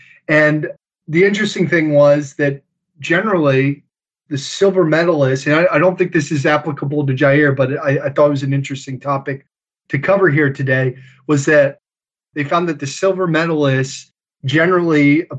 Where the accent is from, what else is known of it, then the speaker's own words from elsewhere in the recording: Harford County, Maryland, United States; I grew up in Harford County, Maryland, and my family's been there for generations.